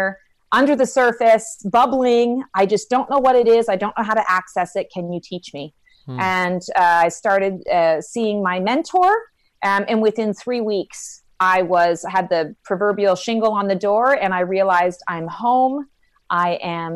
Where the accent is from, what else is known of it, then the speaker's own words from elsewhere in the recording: Canada; moved away as an adult; now in Raleigh, United States; I'm actually Canadian